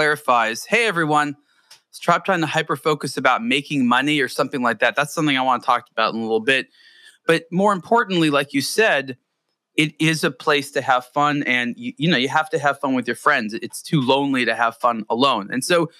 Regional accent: Southern California, United States; I growing up in Southern California

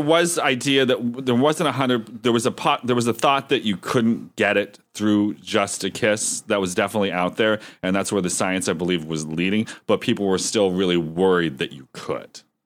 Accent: Erie, Pennsylvania, United States; my hometown of Erie, P

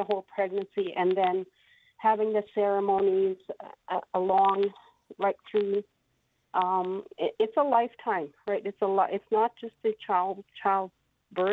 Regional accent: Saskatchewan, Canada; was birthed within our community 55 years ago, 1966.

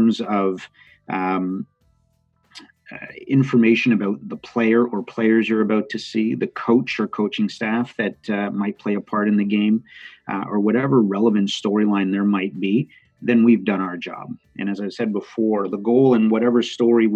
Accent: Montreal, Quebec, Canada; moved away as an adult; also born or lived in Calgary / Florida; I grew up in Montreal

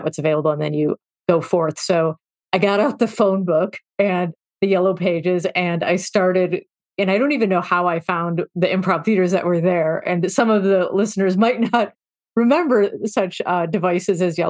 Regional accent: Chicago, Illinois, United States; I grew up in Chicago

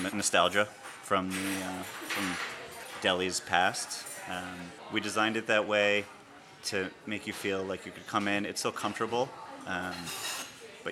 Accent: Connecticut, United States; moved away as an adult; now in Cambridge, United States; I grew up in Connecticut, was born and raised there.

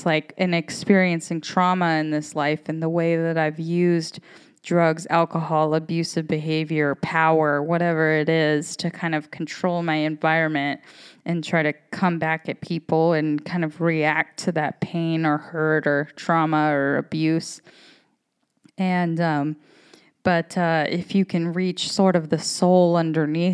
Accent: United States; I am an American woman

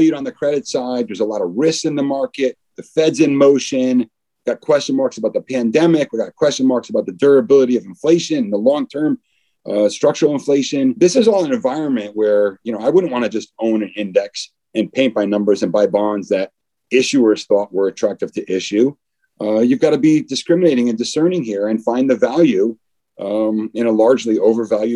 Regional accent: East Coast, United States; moved away as an adult; also born or lived in Newport Beach, California; now in New York, United States; I'm originally from the East Coast

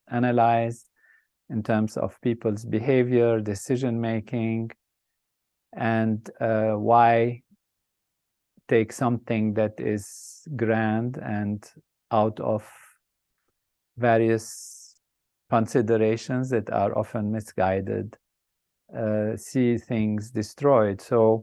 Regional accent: Lebanon; I started off in a country that was a dream place, a place of amazing, what I would say, beauty and grand possibilities with nature that's balanced, peace and harmony.

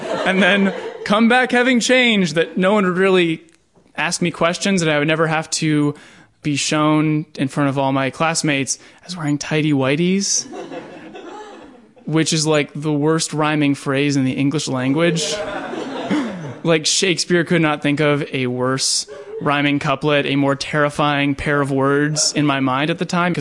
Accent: Pittsburgh, Pennsylvania, United States; I grew up in Pittsburgh, Pennsylvania.

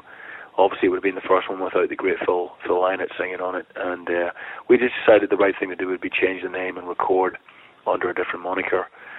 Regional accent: Ireland; I grew up on … being Irish

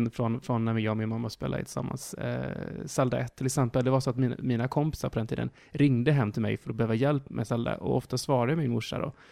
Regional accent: Norra Hästra, Jönköping County, Sweden; born there; Jag eh, är född i Småland faktiskt.

